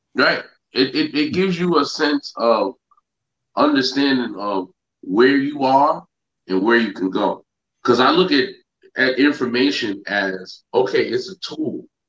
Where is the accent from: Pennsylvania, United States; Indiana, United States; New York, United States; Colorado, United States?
New York, United States; Yonkers; growing up in Yonkers